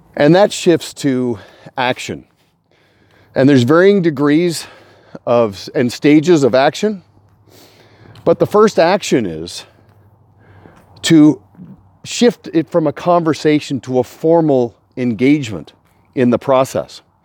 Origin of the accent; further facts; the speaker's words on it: Kelowna, British Columbia, Canada; I'm in Kelowna, a rare treat I get to present to a client here in my hometown.